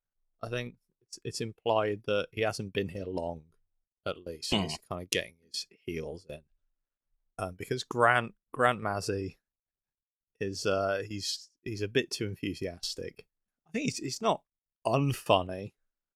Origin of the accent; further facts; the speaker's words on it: United Kingdom; I'm British